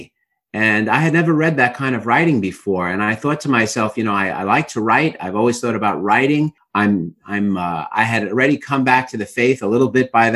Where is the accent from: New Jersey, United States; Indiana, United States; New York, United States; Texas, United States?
New York, United States; New York City; I'm from Brooklyn, New York, as any of your listeners or viewers could tell from my accent immediately. But yes, I grew up in Brooklyn, New York